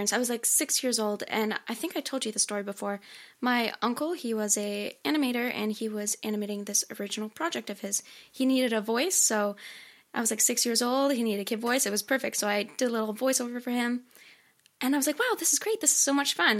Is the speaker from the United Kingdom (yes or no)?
no; Canada; I'm from Canada